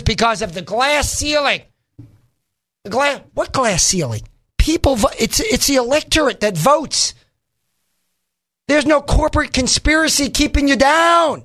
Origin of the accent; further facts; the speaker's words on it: New York, United States; moved away; I grew up in a modest home. We didn't have so many trailers. I come from New York originally, as you know. We didn't have so many trailers. But I grew up there